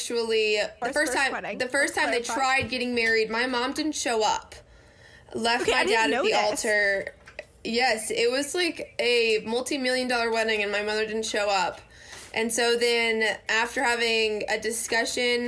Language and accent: English; Union City, Tennessee, United States; also born or lived in Mississippi; I was born in Union City, Tennessee, which is a very small town in the South